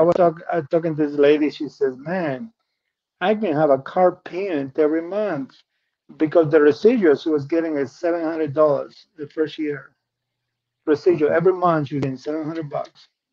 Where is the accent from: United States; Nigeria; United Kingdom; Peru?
Peru; English is a second language; moved away as an adult; I'm originally from Peru